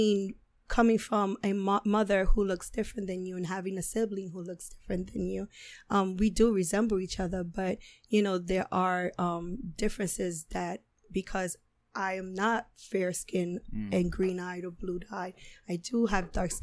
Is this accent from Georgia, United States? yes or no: no; New York City, New York, United States; now in Manhattan, United States; I grew up in the South Bronx.